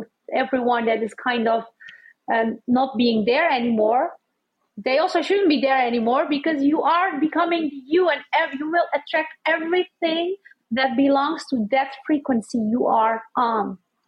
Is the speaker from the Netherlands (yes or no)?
yes; Netherlands; also born or lived in Amsterdam; now in Cartagena; And then I was born in the Netherlands, but I was raised by Turkish parents, and through Turkish standards, norm, what they had learned.